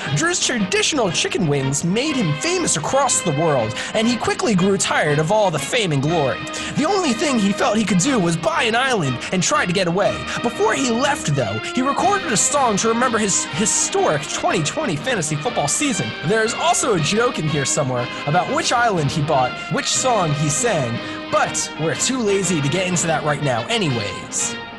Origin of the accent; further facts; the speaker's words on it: Philadelphia, Pennsylvania, United States; moved away; to be from a city where like you're ride or die Philly for life